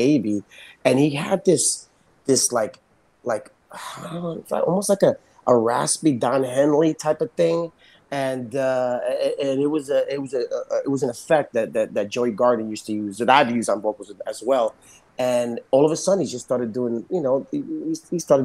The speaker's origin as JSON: {"language": "English", "town": "New York City", "region": "New York", "country": "United States", "said": "I'm from the Bronx"}